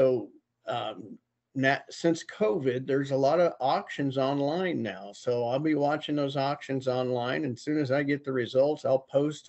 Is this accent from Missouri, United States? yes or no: yes; Auxvasse, Missouri, United States; now in Iowa, United States; I'm originally from Missouri. I was raised near Columbia, Missouri, in a little town called Avaz, AUXVASSE.